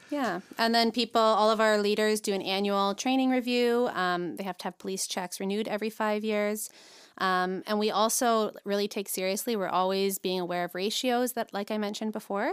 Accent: St. Catharines, Ontario, Canada; grew up in Saint Catherine, so born and raised in Niagara.

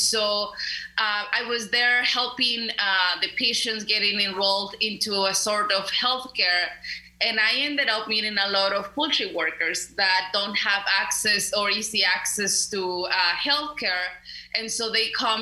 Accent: León, Guanajuato, Mexico; English is a second language; moved away as an adult; also born or lived in Mexico City, Mexico; now in Arkansas, United States; I am originally from Mexico. I am from a city called León, Guanajuato, which is a city north Mexico City.

